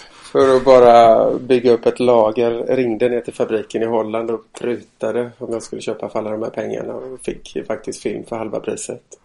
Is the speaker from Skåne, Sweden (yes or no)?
no; Stenungsund, Västra Götaland, Sweden; moved away; jag är från Stenungsund, fyra mil norr om Göteborg ungefär från början